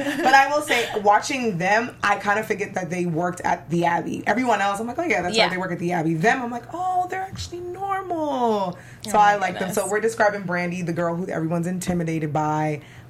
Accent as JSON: {"language": "English", "region": "New York", "country": "United States", "said": "I'm from New York."}